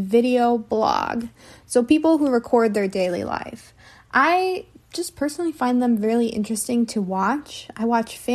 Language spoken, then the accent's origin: English; United States; I'm an English teacher from the United States